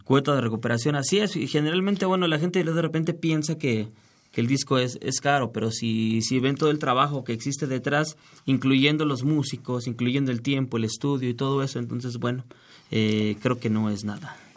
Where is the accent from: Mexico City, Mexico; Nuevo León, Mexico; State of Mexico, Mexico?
Mexico City, Mexico; soy nacido en la Ciudad de México, de un barrio que se llama La Pastora allá al norte de la ciudad